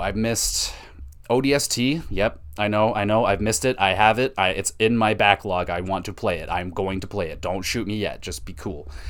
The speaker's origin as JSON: {"language": "English", "country": "Canada", "said": "as a Canadian"}